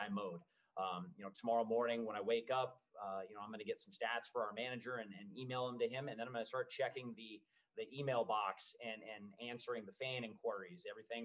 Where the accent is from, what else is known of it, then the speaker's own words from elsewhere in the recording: Spokane, Washington, United States; moved away; I grew up in Spokane, Washington, which makes me a Mariners fan